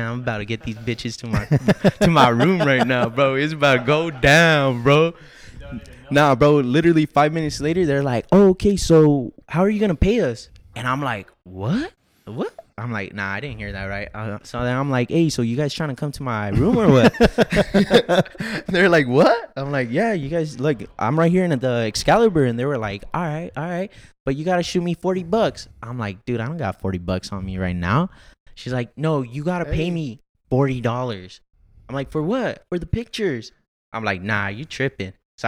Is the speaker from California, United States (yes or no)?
yes; Los Angeles, California, United States; From the city of Los Angeles.